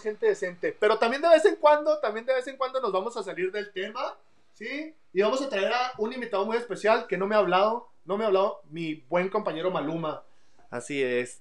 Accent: Ciudad Juárez, Chihuahua, Mexico; moved away as an adult; now in El Paso, United States; yo nací en Ciudad Juárez, Chihuahua, me vine, ya tengo 10 años aquí en El Paso

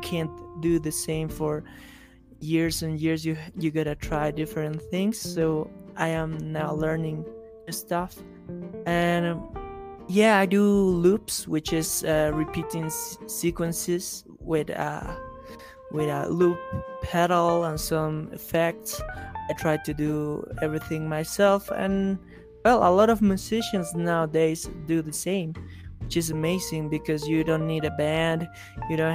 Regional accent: La Paz, Bolivia; I'm from La Paz, Bolivia.

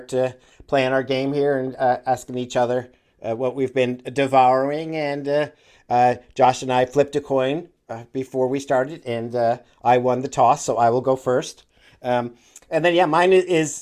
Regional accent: Northeast, United States; moved away; I grew up in the Northeast where they have Friendly's

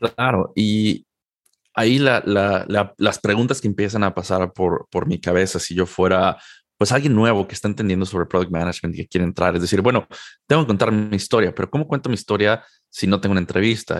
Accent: Mexico City, Mexico; moved away as an adult; also born or lived in Durham, North Carolina, United States / San Jose, California, United States; now in Seattle, United States; Yo soy originario de la Ciudad de México. Nací y crecí en, México prácticamente toda mi vida

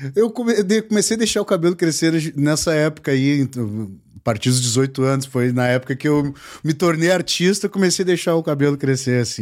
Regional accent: Porto Alegre, Rio Grande do Sul, Brazil; gaúcho, sou aqui de Porto Alegre

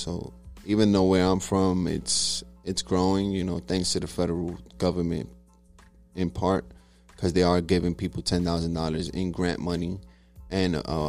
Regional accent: Harlem, New York, United States; now in Arkansas, United States; Sir, Harlem. Harlem, New York.

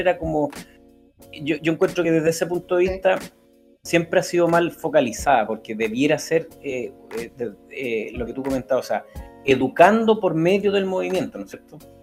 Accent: Concepción, Biobío, Chile; cuando chico, con mi abuela en Concepción íbamos a la Vega Monumental, que donde vivíamos nos eran cuatro o cinco cuadras

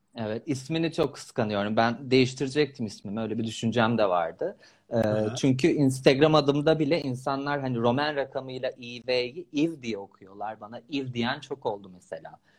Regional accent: İzmir, Turkey; moved away as an adult; İzmirliyim ben aslında. İzmir'in kızları biliyorsun.

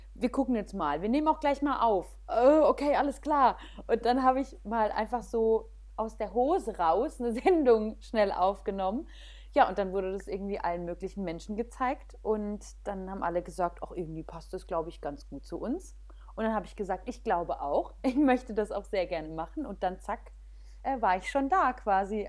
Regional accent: Weinheim, Baden-Württemberg, Germany; moved away; Ich bin aufgewachsen in Weinheim. Also dort Schön. auch geboren und aufgewachsen

